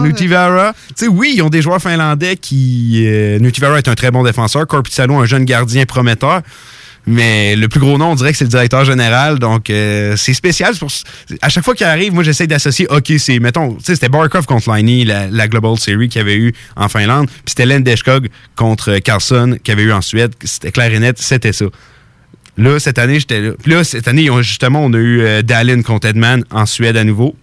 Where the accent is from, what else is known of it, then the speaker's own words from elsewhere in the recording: Canada; je suis Canadien, je suis fier d'être Canadien.